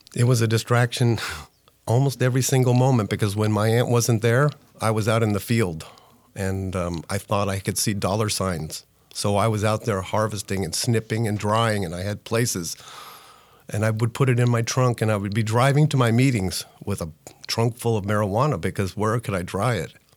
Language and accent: English; Northern California, United States; I'm from Northern California